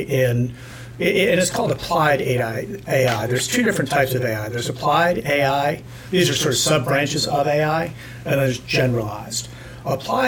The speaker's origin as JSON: {"language": "English", "region": "New York", "country": "United States", "tie": "born or raised there", "said": "I grew up in New York."}